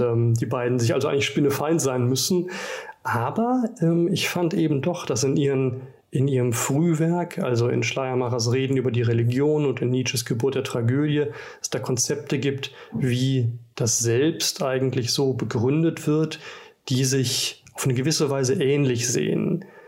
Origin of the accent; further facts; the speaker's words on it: Rhineland, Germany; moved away as an adult; ich komme aus dem Rheinland